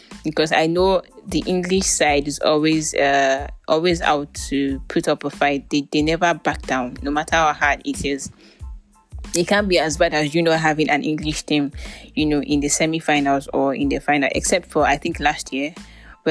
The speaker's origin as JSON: {"language": "English", "country": "Nigeria", "said": "I'm Nigerian"}